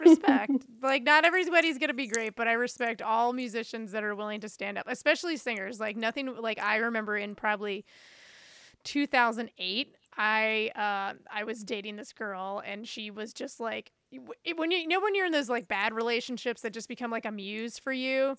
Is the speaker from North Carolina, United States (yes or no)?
yes; New Bern, North Carolina, United States; moved away as an adult; now in Chicago, United States; my hometown in Newbern, North Carolina.